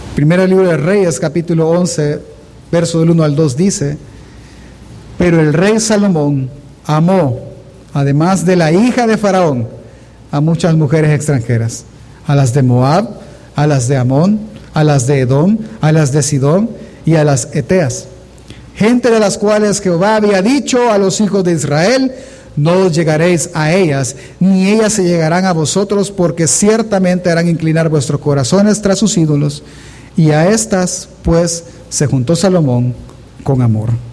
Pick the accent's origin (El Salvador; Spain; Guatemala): El Salvador; nosotros como salvadoreños